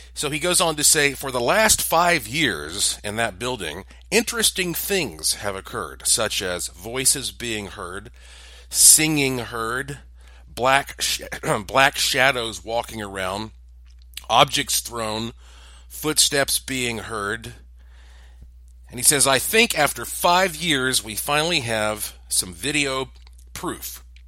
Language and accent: English; Asheville, North Carolina, United States; I am from Asheville, North Carolina, in the heart of the Blue Ridge Mountains